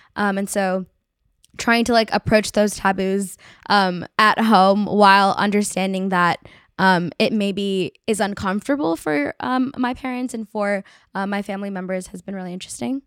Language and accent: English; Bay Area, California, United States; I grew up in the Bay Area